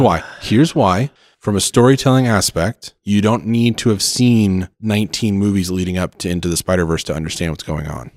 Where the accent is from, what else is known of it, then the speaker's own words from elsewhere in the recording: Oklahoma, United States; moved away; I'm from Oklahoma originally